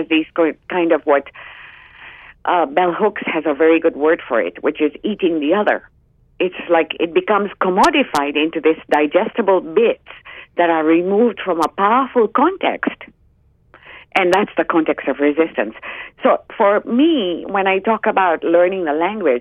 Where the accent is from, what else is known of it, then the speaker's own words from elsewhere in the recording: Uganda; moved away; I grew up in Uganda, which was a British colony until 1967, a crown colony.